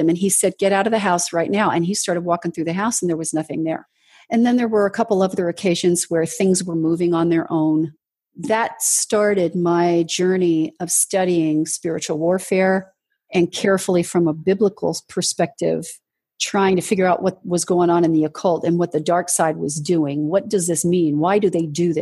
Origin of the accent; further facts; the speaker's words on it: Southern California, United States; also born or lived in Washington, D.C. / Los Angeles; I was in junior high school and we moved from Washington, D.C. to Southern California.